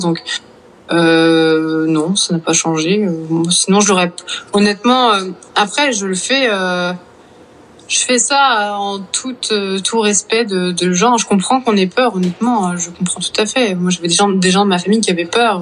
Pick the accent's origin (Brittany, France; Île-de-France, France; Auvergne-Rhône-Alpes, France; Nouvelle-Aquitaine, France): Brittany, France; Vannes; moved away; j'ai grandi à Vannes, en Bretagne